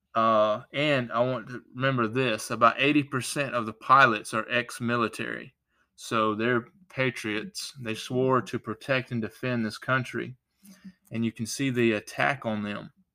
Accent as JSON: {"language": "English", "country": "United States", "tie": "born or raised there", "said": "I'm an American. I thank God that I was born in America"}